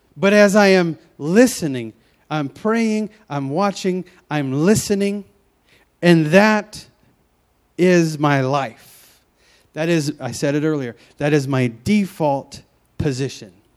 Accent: Memphis, Tennessee, United States; moved away as an adult; now in Pacific Northwest, United States; I moved from Memphis, Tennessee, all the way out here to the Pacific Northwest

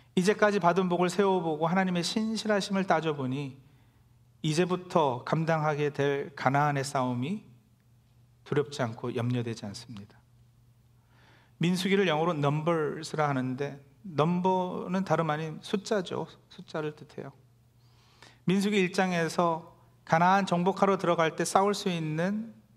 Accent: South Korea; now in New Jersey, United States; 우리 모두도 태어나고 자란 한국을 떠나 이곳 뉴저지에 정착하기까지

